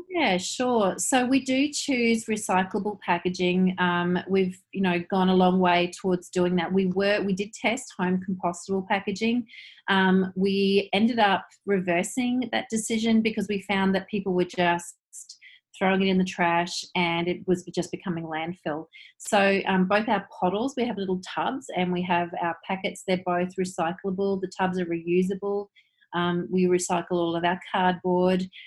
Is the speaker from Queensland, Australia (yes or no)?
yes; Queensland, Australia; now in New Zealand; I'm actually Australian, but I'm married to a New Zealander